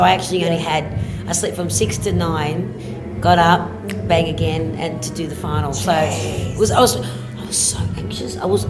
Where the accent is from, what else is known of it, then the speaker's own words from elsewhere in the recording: Australia; moved away as an adult; now in Sweden; Because I'm in Australia